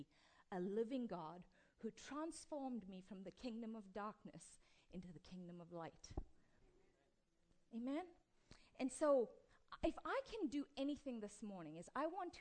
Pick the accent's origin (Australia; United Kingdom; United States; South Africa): South Africa; I come from South Africa, was born to an East Indian father and an Italian and Scottish mother in apartheid South Africa